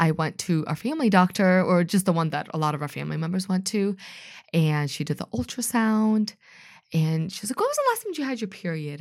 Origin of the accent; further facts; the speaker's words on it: Washington, United States; also born or lived in Jelgava, Latvia / Belarus; when I was five years old when we came to Washington State